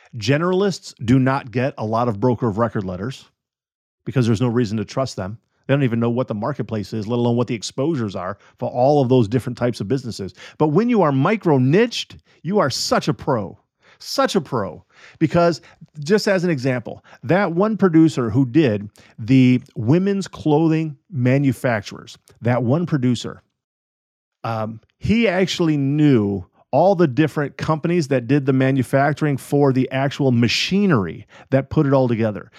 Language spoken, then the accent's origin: English; United States; I am an American citizen